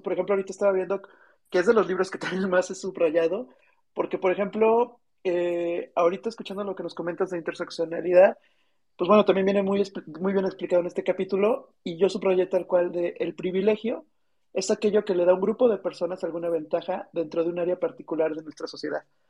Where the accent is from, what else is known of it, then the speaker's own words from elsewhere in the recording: Celaya, Guanajuato, Mexico; moved away; also born or lived in Querétaro / Mexico City; Yo soy de Celaya, Guanajuato